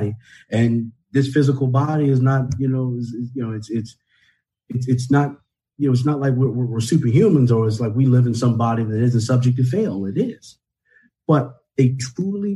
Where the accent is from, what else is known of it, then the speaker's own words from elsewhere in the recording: Northampton County, Virginia, United States; I grew up here in Virginia in a very, very poor county, Northampton County